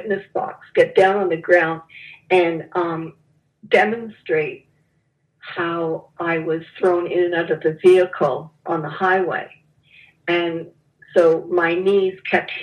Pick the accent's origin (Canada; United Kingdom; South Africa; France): Canada; moved away as an adult; also born or lived in Toronto, Canada / Dallas, United States; I'm Canadian living in Dallas.